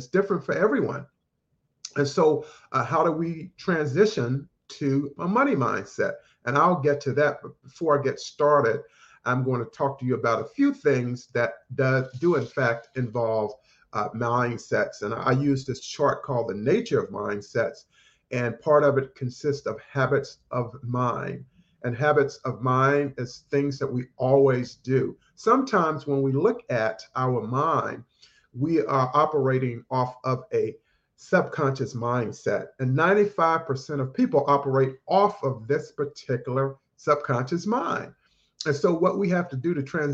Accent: North Carolina, United States; I grew up in North Carolina, started out working in my parents' grocery store at the age of 10

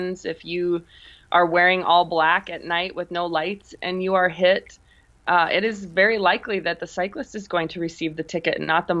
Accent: South Dakota, United States; also born or lived in Omaha, Nebraska; now in Colorado, United States; born and raised in South Dakota and then spent the bulk of my life in Omaha, Nebraska.

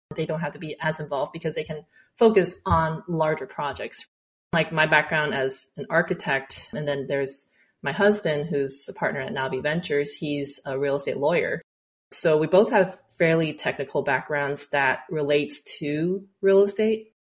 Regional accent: Texas, United States; also born or lived in China / Houston; now in Dallas, United States; i came back to texas where my hometown

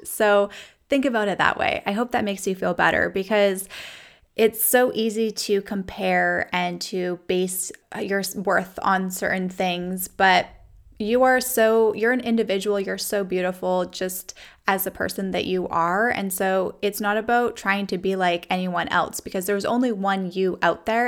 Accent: Canada; now in United States; growing up in Canada, we used millimoles per liter

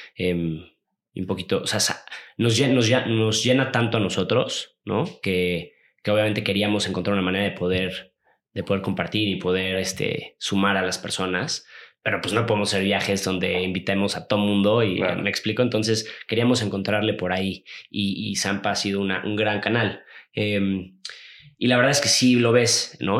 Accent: Los Cabos, Baja California Sur, Mexico; yo soy de Los Cabos, ahí crecí.

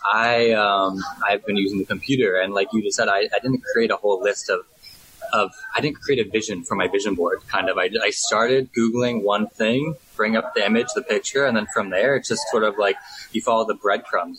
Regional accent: just outside Toronto, Ontario, Canada; moved away as an adult; also born or lived in London / Australia; now in Bangkok, Thailand; I'm from just outside Toronto, okay. Canada. Um, but I've been in Bangkok for the past six years

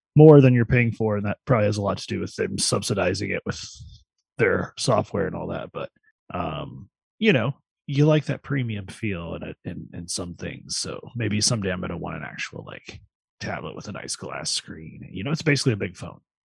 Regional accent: Vermilion County, Illinois, United States; Vermilion County where I'm from originally. I was born in Vermilion County, Illinois

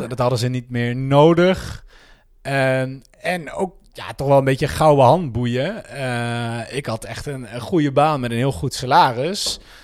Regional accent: 's-Hertogenbosch, North Brabant, Netherlands; moved away as an adult; also born or lived in Breda / Rotterdam / Utrecht; Ik kom uit Den Bosch. Geboren en getogen.

